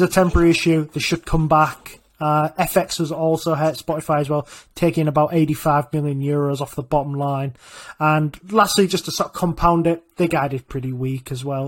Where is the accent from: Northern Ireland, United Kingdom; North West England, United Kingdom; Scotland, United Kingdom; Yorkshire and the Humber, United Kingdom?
Yorkshire and the Humber, United Kingdom; I'm from Yorkshire